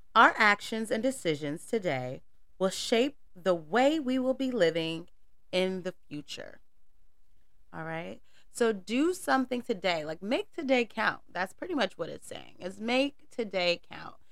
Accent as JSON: {"language": "English", "region": "North Carolina", "country": "United States", "said": "I am from the South. I'm from North Carolina"}